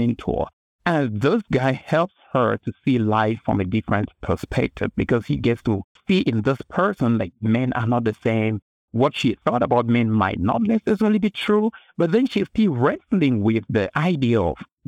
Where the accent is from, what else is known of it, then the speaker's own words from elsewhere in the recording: Cameroon; English is a second language; now in United States; I grew up in Cameroon in West Africa, and I just learned English in school, and my first language is a different language